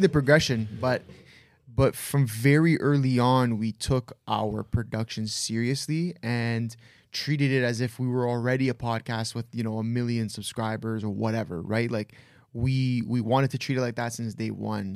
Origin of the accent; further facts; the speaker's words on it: Toronto, Ontario, Canada; we're all from Toronto, Canada